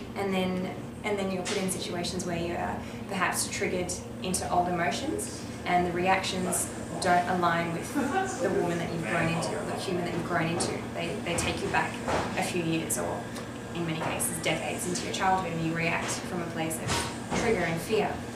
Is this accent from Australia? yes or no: yes; Western Australia, Australia; moved away as an adult; now in Melbourne, Australia; I'm originally from Western Australia